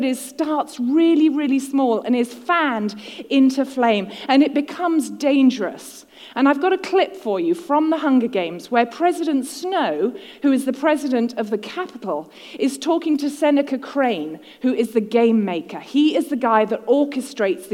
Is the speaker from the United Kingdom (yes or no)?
yes; United Kingdom; now in United States; I'm a Brit in the USA